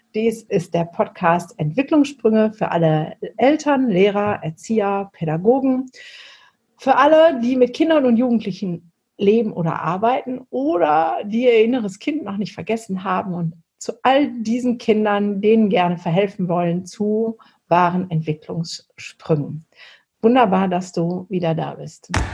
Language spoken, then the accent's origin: German; Essen, North Rhine-Westphalia, Germany; moved away; also born or lived in Mülheim an der Ruhr; ich komme ja eigentlich aus dem Pott. Also ich bin ja im Essen, Mülheim und Essen groß geworden